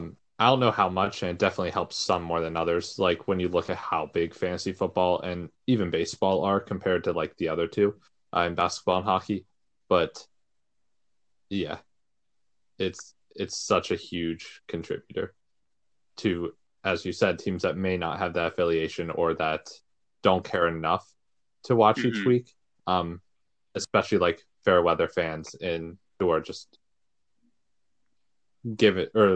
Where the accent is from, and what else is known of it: near Hershey, Pennsylvania, United States; born or raised there